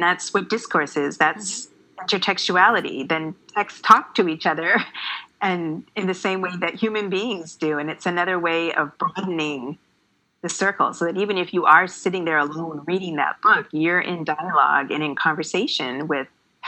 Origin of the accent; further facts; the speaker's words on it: Canada; because I grew up in Canada, I grew up reading the classics